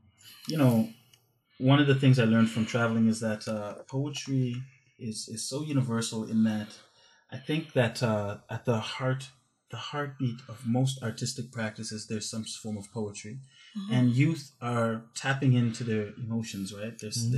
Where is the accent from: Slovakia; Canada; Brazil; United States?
Canada; I'm a Canadian, North American artist coming to India to, you know.